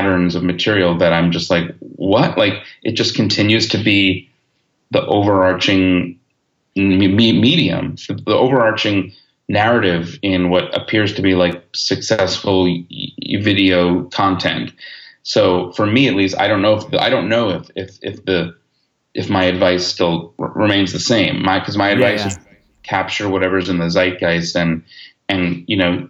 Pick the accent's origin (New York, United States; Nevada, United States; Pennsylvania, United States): New York, United States; Long Island; moved away as an adult; now in Los Angeles, United States; I grew up on Long Island and went to NYU and lived in the city for a really long time